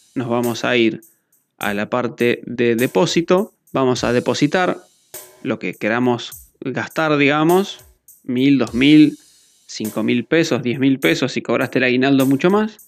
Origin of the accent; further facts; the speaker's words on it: Argentina; mi país que es Argentina